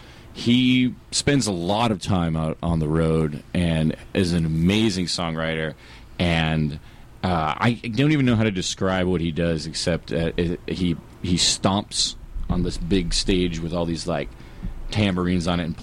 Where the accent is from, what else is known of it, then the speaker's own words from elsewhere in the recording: Southern California, United States; I'm from Southern California.